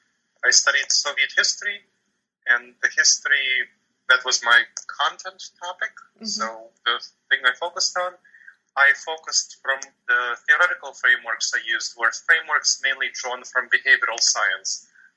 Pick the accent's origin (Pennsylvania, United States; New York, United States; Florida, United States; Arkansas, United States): New York, United States; New York City; I grew up in New York City and visited the Russian area of New York City, Brighton Beach quite often. I didn't live there. But I grew up there.